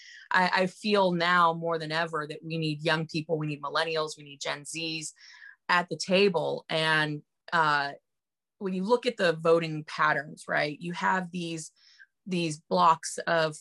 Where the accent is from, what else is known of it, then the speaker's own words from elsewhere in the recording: Denver, Colorado, United States; now in Florida, United States; I'm originally from Denver